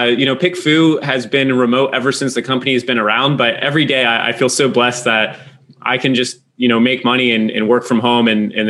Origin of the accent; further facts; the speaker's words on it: East Coast of the United States, United States; moved away as an adult; now in Manila, Philippines; So I'm here in the East Coast of the United States, actually in my hometown. I haven't been back this long since high school.